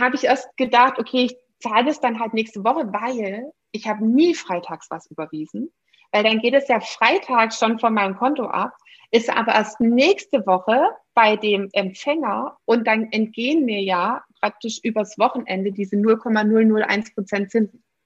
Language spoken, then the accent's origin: German; Swabia, Germany; bin ich ja noch gebürtige Schwäbin